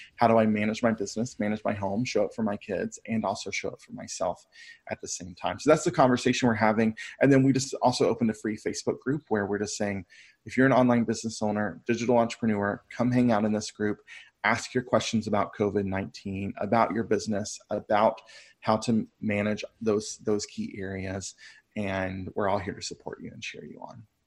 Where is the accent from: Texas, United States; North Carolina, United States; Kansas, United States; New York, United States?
North Carolina, United States; Brevard; my hometown of Brevard